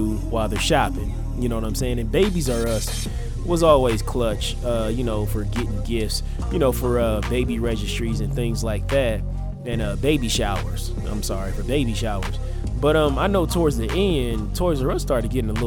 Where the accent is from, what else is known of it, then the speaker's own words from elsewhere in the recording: Omaha, Nebraska, United States; my home state of Nebraska and in my city, Omaha, more particularly Black Omaha